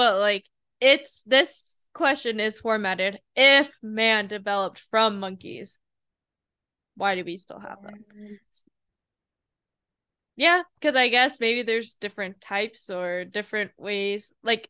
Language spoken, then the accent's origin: English; South Korea; I'm Korean, born in South Korea, so.